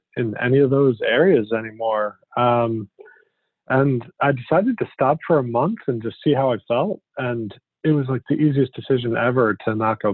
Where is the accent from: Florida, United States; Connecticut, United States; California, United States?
Connecticut, United States; moved away as an adult; also born or lived in Vermont / New York; I grew up in Connecticut